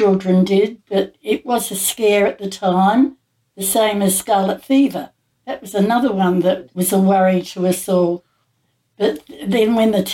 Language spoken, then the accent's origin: English; Adelaide, South Australia, Australia; I came from Adelaide.